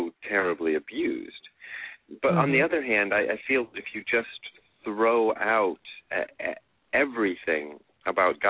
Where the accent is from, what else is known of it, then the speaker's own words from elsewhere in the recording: United States; also born or lived in Japan; as Americans